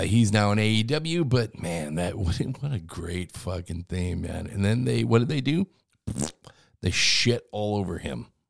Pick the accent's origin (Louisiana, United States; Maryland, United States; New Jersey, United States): Louisiana, United States; now in Kansas City, United States; my hometown, my original hometown, my home area of Louisiana.